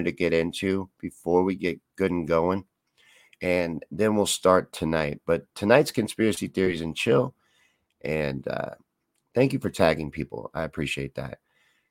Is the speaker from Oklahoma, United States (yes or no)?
no; Kentucky, United States; I'm from Kentucky. I grew up there.